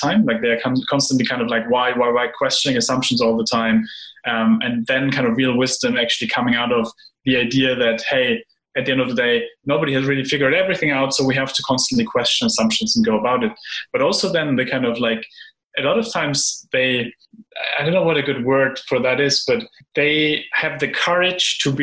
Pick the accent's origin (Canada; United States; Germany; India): Germany; I grew up in a country where, you know, we get trained in the idea of avoid uncertainty, avoid ambiguity, plan everything. So I'm from Germany.